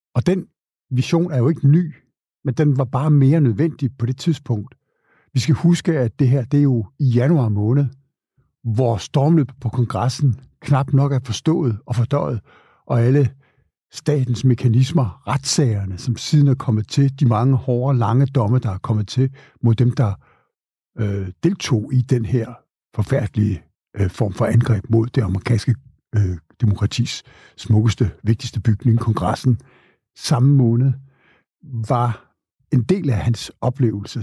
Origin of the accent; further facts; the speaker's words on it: Denmark; os danskere